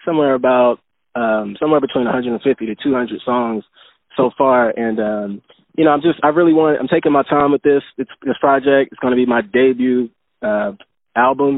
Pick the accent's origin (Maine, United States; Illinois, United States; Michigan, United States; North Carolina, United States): North Carolina, United States; Charlotte; growing up in Charlotte